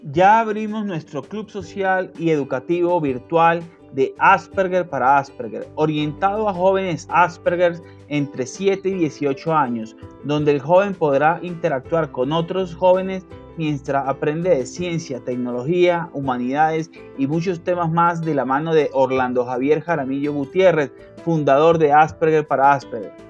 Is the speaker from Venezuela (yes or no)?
yes; Venezuela; now in Colombia; yo soy de Venezuela